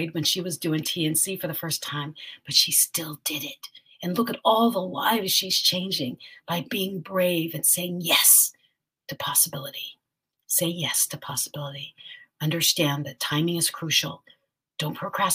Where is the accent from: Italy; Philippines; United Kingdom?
Philippines; I'm a Filipina.